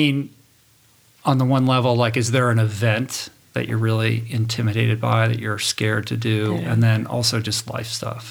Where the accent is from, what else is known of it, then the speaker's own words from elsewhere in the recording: Michigan, United States; I'm originally from Michigan.